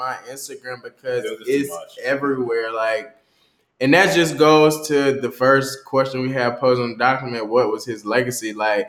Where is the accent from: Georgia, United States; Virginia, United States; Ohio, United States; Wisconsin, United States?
Georgia, United States; Douglasville; moved away as an adult; now in Washington, D.C., United States; and he's from my hometown. Culture. Shout out to Douglasville.